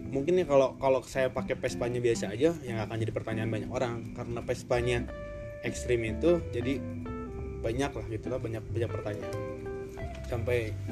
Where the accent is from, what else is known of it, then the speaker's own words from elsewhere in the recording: Cimahi, West Java, Indonesia; kebetulan kita orang Cimahi ya, guys.